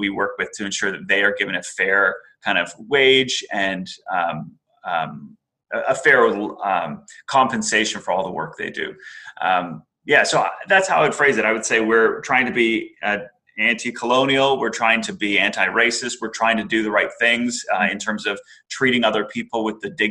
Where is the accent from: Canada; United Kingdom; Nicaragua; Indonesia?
Canada; moved away; also born or lived in Middle East; I've lived a lot of my life outside of my home country of Canada